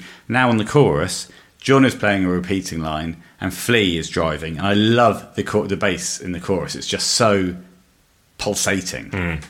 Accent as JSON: {"language": "English", "region": "England", "country": "United Kingdom", "said": "We're English."}